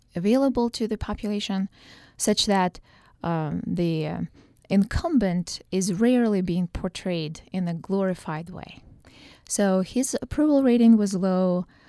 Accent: Eastern Ukraine, Ukraine; moved away as an adult; now in Utah, United States; I grew up in Ukraine and I only moved to the U S, uh, as a, as a college student

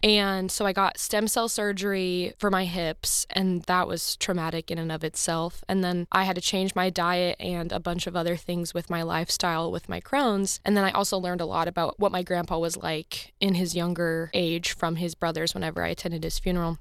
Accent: Columbia, Missouri, United States; I'm from Columbia

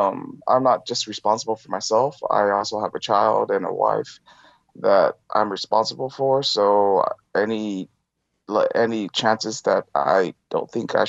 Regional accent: Taiwan; English is a second language; Well, to be honest, I'm from Taiwan, Taiwanese Chinese.

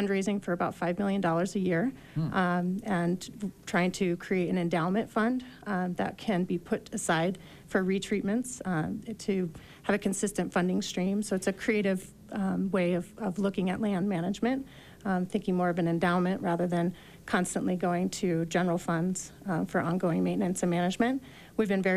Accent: Littleton, Colorado, United States; moved away as an adult; also born or lived in Logan, Utah / Salt Lake City, Utah; now in Summit County, Utah, United States; I originally am from Colorado. I grew up in Littleton, went to school at Colorado State University

